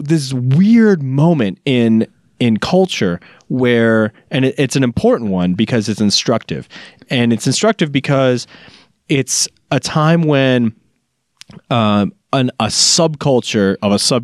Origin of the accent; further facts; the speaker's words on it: Chicago, Illinois, United States; when I was growing up in Chicago